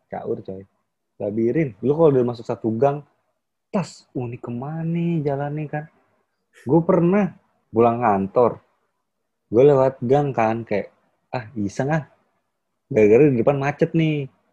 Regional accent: Jakarta, Indonesia; gue anak Jakarta Barat

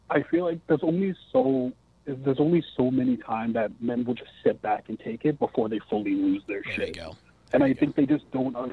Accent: Canada; I'm of Jamaican descent in Canada.

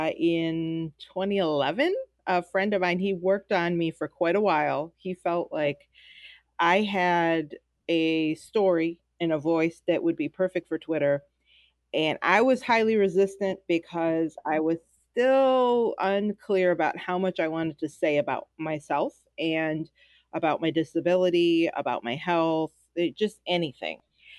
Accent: Detroit, Michigan, United States; I am from Detroit, Michigan.

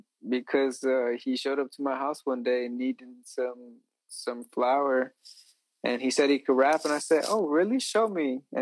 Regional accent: Edinburg, Texas, United States; I'm from Edinburgh.

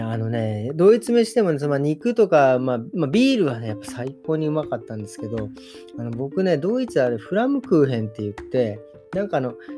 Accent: Japan; moved away; 小さい頃、日本にいた時

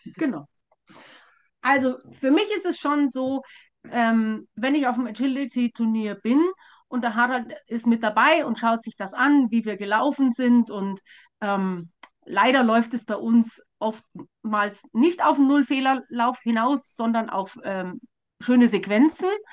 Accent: Bavaria, Germany; bei uns in Bayern

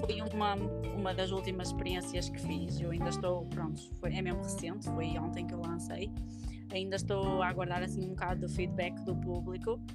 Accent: Viana do Castelo, Portugal; sou de Viana do Castelo

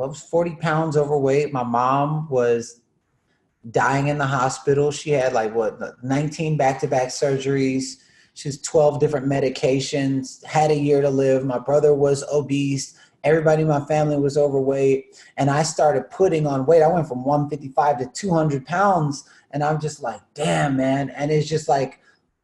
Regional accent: the South, United States; Growing up in the South, eating just Salisbury steak and all the stuff that they were feeding at schools to the kids

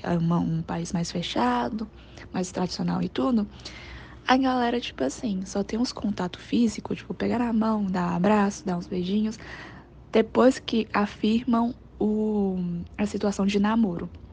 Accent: China; now in Brazil; do meu país de origem, que é a China

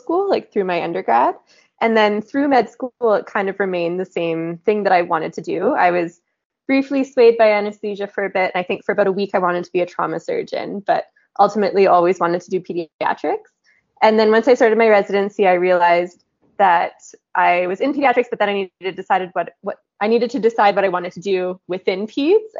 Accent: Killarney, Manitoba, Canada; moved away as an adult; also born or lived in Winnipeg, Canada; now in Edmonton, Canada; I am from a small town in southwestern Manitoba called Killarney, Manitoba, and grew up there

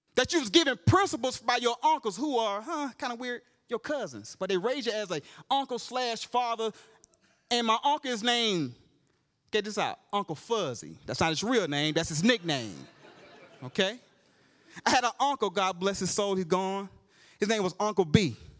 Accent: Georgia, United States; I'm from Georgia

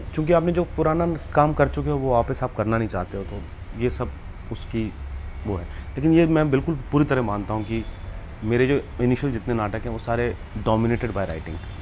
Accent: Hoshangabad, Madhya Pradesh, India; moved away as an adult; also born or lived in Baramulla, Kashmir; now in Mumbai, India; मैं होशंगाबाद में मंदिरों का शहर है पला बड़ा हूँ

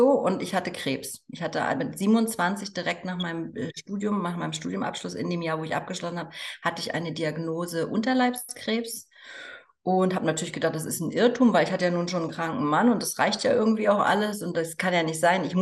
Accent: East Germany, Germany; es war damals noch Ost und West, ich bin in, in der DDR aufgewachsen.

